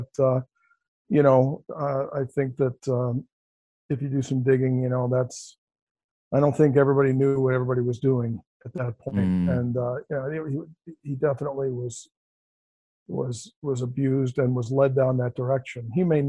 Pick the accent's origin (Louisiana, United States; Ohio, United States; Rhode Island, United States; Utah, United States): Ohio, United States; Cleveland; I grew up in Cleveland, Ohio, which is pretty rough.